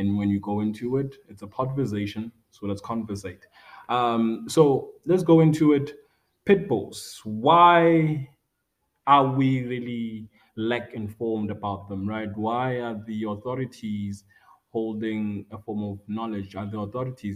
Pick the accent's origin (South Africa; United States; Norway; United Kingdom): South Africa; Rustenburg, North West; born and bred in Rustenburg, in a local community near the Sun City Resort